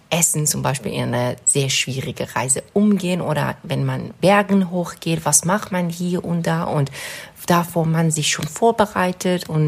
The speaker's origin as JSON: {"language": "German", "country": "Iran", "tie": "born or raised there", "second_language": "German", "moved": "as an adult", "lives_now": "Germany", "said": "Ähm, ich bin im Iran geboren und aufgewachsen. Ich bin ähm, wegen meinem Master nach Deutschland gekommen."}